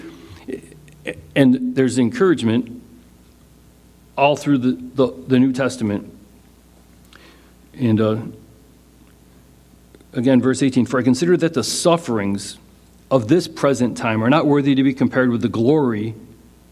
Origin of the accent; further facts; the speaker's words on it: United States; as an American